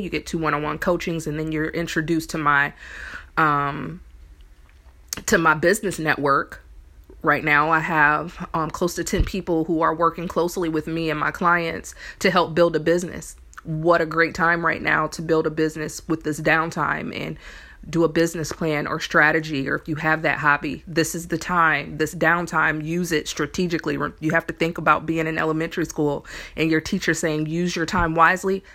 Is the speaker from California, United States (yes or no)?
no; Indiana, United States; now in New Orleans, United States; me coming from Indiana, I'm from there